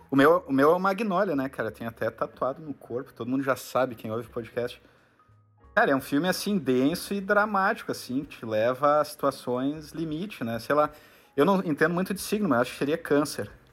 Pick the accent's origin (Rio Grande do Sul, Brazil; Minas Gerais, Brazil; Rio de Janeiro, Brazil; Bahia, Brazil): Rio Grande do Sul, Brazil; como a gente é gaúcho, aqui do Rio Grande do Sul